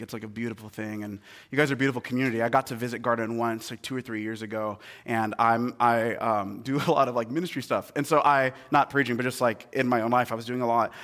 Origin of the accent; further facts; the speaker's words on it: Seattle, Washington, United States; moved away; I'm from Seattle originally, like, I'm a Seattle boy, born and raised.